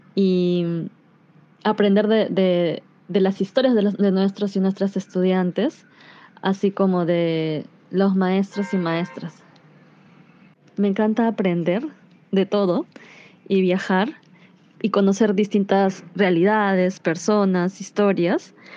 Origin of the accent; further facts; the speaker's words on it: Iquitos, Loreto, Peru; also born or lived in Brazil; now in Lima, Peru; Nací en Brasil y crecí en Iquitos, tierra de mi madre, en la Amazonía peruana, hasta que migramos a Lima, desde donde me comunico hoy